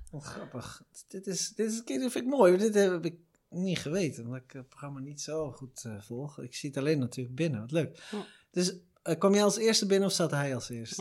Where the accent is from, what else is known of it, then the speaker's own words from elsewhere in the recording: Veenendaal, Utrecht, Netherlands; we komen uit hetzelfde dorp ook nog, stad, gemeente, dat is het? Gemeente. Iets tussenin. V-City, Veenendaal